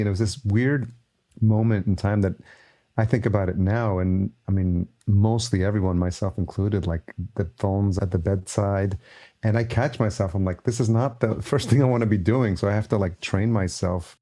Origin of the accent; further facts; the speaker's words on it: Yonkers, New York, United States; also born or lived in East Village, New York City; I grew up in New York, grew up in Yonkers, just outside New